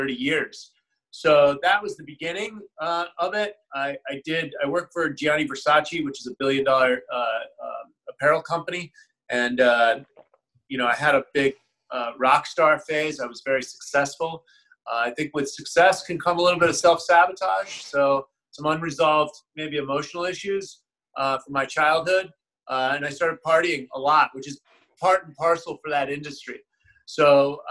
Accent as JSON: {"language": "English", "town": "San Francisco", "region": "California", "country": "United States", "tie": "born or raised there", "also_born_or_lived": "Connecticut", "said": "I grew up in the Haight-Ashbury in the 60s."}